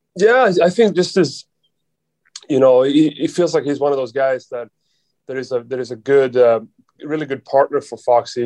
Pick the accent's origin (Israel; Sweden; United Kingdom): Sweden; English is a second language; moved away as an adult; now in New York, United States; we're both from Sweden